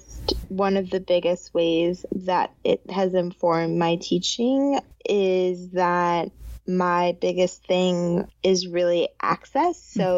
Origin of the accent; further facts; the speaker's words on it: New York, United States; also born or lived in Zimbabwe; So I was born in Zimbabwe and I left there when I was 2.5. And then we've lived in a bunch of different places, but starting at age like 11, I grew up in upstate New York